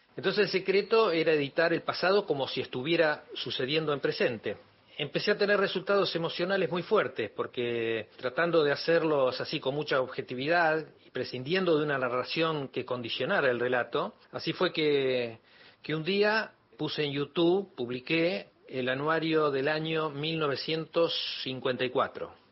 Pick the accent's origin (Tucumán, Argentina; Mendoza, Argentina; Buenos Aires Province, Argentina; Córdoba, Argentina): Buenos Aires Province, Argentina; 9 de Julio; moved away as an adult; now in Buenos Aires, Argentina; cuando me fui de mi ciudad, yo soy de 9 de julio, cuando me fui para estudiar cine acá en Buenos Aires